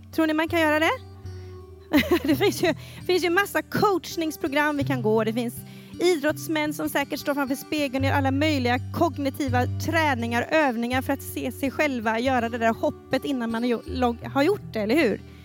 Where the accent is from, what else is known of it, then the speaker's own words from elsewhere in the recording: Falköping, Västra Götaland, Sweden; jag växte upp i Pingstkyrkan i Falköping